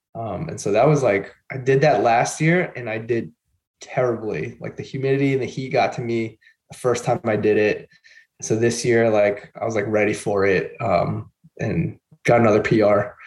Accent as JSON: {"language": "English", "area": "Long Island", "region": "New York", "country": "United States", "tie": "born or raised there", "also_born_or_lived": "Queens / Rochester", "said": "I grew up in Long Island, and then I moved out to Queens for a few years, and then ended up coming back up to Long Island. So I've been pretty much here my whole life"}